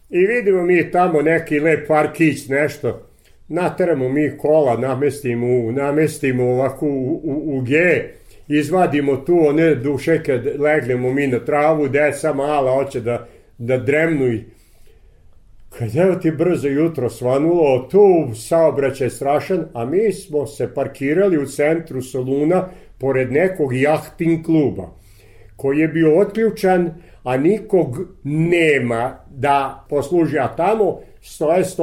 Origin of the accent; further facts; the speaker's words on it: Vojvodina, Serbia; kažemo mi smo iz Vojvodine